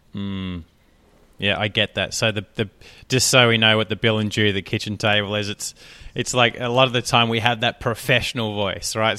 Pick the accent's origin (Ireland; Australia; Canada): Australia; accent: Australian; my accent, my Australian accent